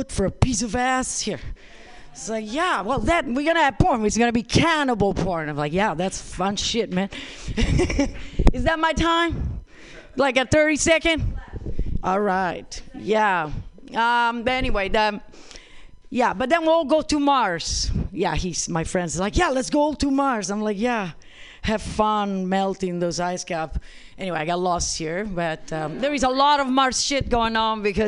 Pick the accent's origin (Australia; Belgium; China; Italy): Italy; Rome, Lazio; moved away; I come from this little place in the middle of Europe called Italy. Anybody? I was born in Rome